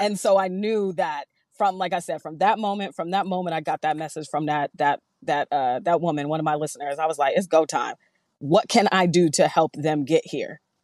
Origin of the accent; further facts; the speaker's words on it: Seattle, Washington, United States; now in Eastern Washington, United States; I am from Seattle, Seattle all day